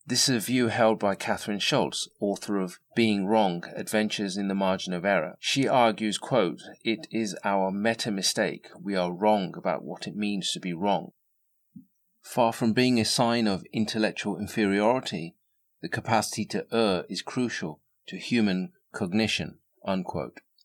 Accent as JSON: {"language": "English", "region": "England", "country": "United Kingdom", "tie": "born or raised there", "said": "I was born and raised in England to the parents of immigrants from North India"}